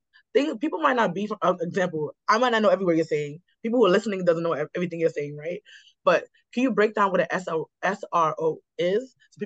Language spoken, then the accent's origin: English; New York City, New York, United States; I grew up in Queens. I grew up in a house.